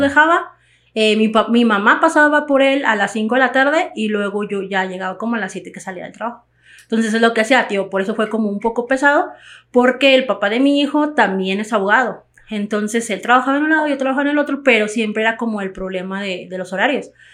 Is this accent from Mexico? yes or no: yes; Mexico; todos somos mexicanos